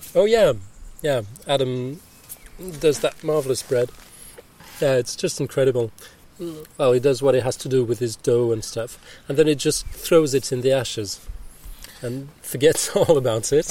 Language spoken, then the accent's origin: English; Switzerland; English is a second language; I'm from Switzerland